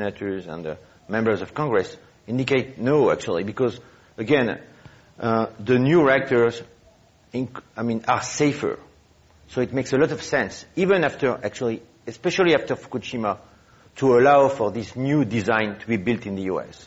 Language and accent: English; France; now in United States; I was born in France. I wandered around the world.